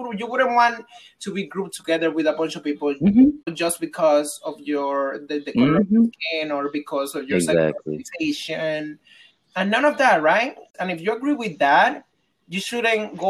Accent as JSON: {"language": "English", "country": "Dominican Republic", "tie": "born or raised there", "moved": "yes", "said": "as a Dominican growing up in Dominican Republic, around the Dominican culture"}